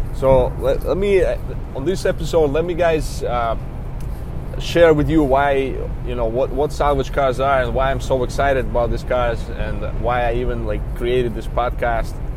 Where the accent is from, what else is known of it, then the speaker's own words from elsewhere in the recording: Belarus; English is a second language; moved away as an adult; also born or lived in New York; now in United States; originally, I'm from Belarus. It's a small country in Eastern Europe